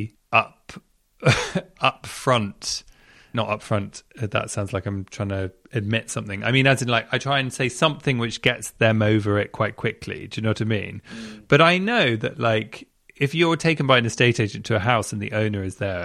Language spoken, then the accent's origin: English; London, United Kingdom; Southwest London. It's where I grew up around there